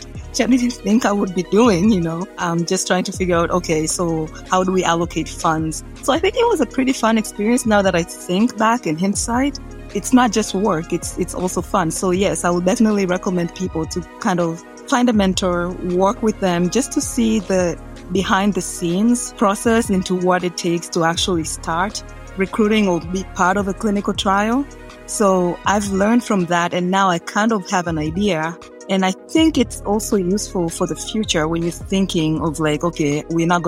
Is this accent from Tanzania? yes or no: yes; Tanzania; moved away as an adult; also born or lived in Arkansas / Dominica / New York City; now in United States; I was born and raised in Tanzania